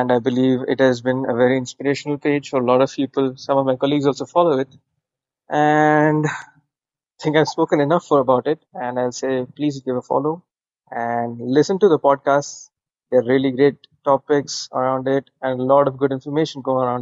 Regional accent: India; I am from India

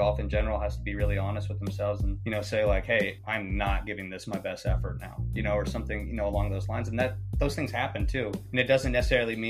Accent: New Mexico, United States; now in Phoenix, United States; that's my home state

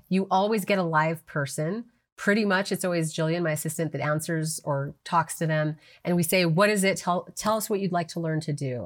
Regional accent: New Mexico, United States; moved away; I moved back to New Mexico, which is my home state

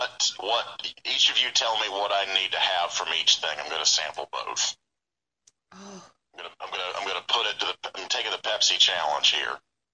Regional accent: North Carolina, United States; now in Florida, United States; I'm from North Carolina.

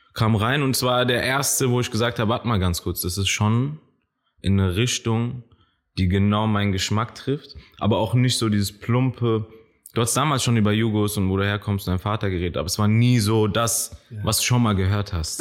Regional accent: Frankfurt, Hesse, Germany; also born or lived in Kenya / Maintal; Ich bin in Kenia geboren, kam dann nach Niederrad, längere Zeit in Niederrad wie, geblieben.

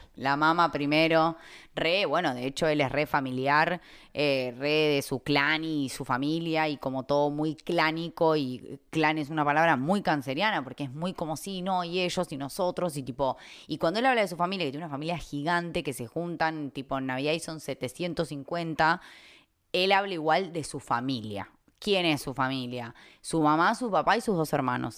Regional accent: Argentina; las tres somos argentinas

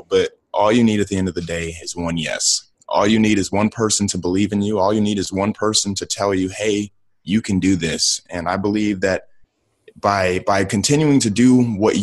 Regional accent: Akron, Ohio, United States; I'm from Akron, Ohio, from the inner city

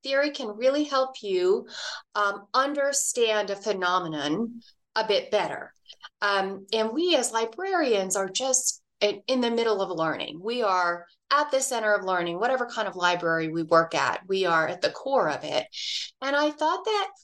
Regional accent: Dallas, Texas, United States; now in Reno, United States; I grew up in Dallas, Texas

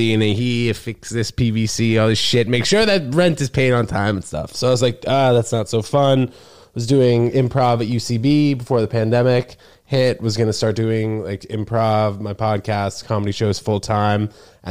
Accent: New York, United States; My parents moved here when I was 6 weeks old from New Jersey. Both got jobs in New York, and I've been here ever since.

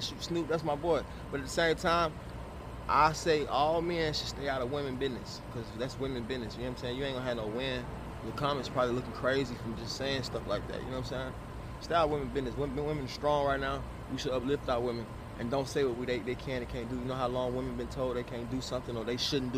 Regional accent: the South, United States; I'm from the South

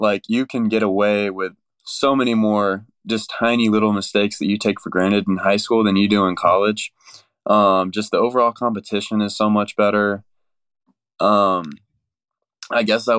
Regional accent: Woodstock, Georgia, United States; I'm from Woodstock, Georgia, which is about 20 minutes from Kennesaw State. I grew up and I went to Etowah High School

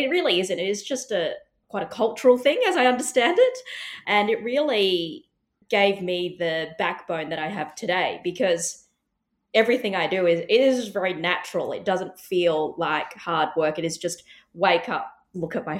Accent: Adelaide, South Australia, Australia; I grew up on a farm in the Adelaide Hills.

